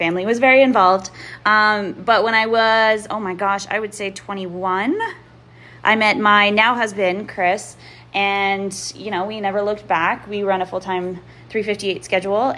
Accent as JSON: {"language": "English", "country": "Canada", "said": "I'm Canadian."}